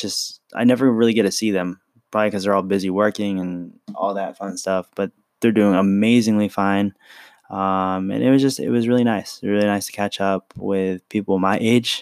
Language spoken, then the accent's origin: English; San Francisco, California, United States; I was born in San Francisco